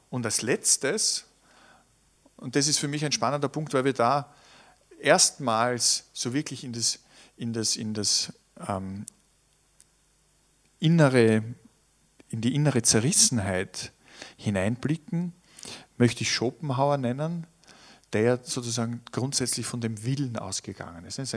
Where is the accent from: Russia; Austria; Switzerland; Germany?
Austria; Tyrol; Und ich kann mich erinnern, ich bin ja in Tirol aufgewachsen. Für uns Kinder war das, war das schon so ein spannendes Moment.